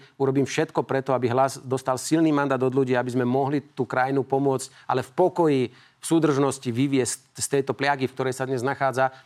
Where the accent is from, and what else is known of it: Slovakia